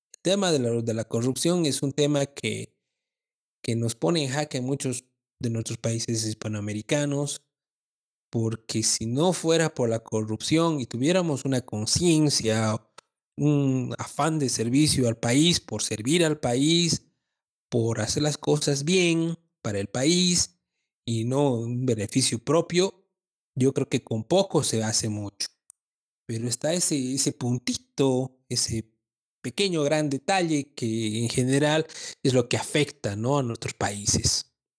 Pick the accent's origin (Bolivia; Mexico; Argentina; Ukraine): Bolivia; Como bolivianos